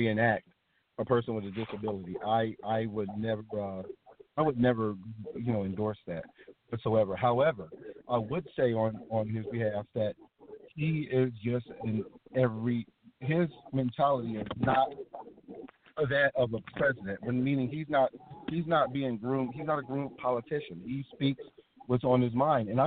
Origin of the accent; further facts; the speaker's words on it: United States; we as the American public